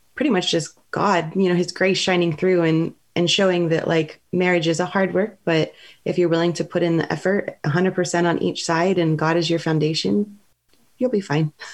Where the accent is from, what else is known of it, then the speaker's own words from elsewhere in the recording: Southern California, United States; moved away as an adult; also born or lived in San Francisco Bay Area; now in Walnut Creek, United States; I'm originally from Southern California